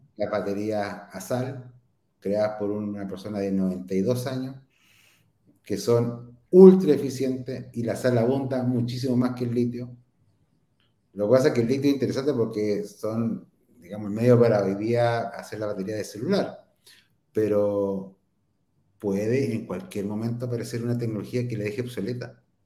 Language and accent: Spanish; Concepción, Biobío, Chile; nosotros somos de Concepción